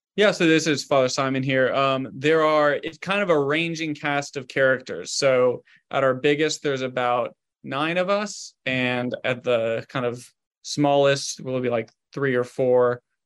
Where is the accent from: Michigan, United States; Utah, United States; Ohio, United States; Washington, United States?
Ohio, United States; Southern; I'm from Southern Ohio